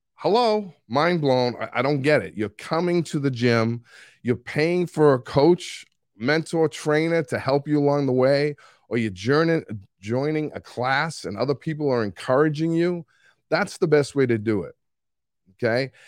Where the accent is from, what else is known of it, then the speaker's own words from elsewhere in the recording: Boston, Massachusetts, United States; accent: Boston; moved away; I just got back from two weeks in Boston, and so my accent might be a little stronger than it usually is